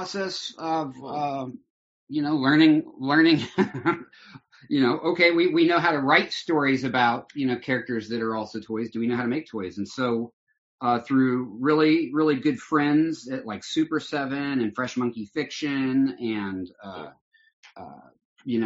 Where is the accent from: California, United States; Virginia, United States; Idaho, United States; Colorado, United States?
Colorado, United States; Denver; moved away as an adult; also born or lived in Hollywood; I grew up in Denver. I grew up in the suburbs